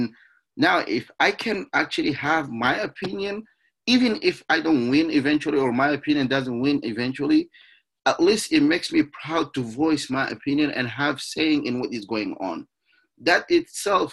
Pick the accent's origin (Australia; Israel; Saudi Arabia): Saudi Arabia; also born or lived in Niger; now in United States; I was born and raised in Saudi Arabia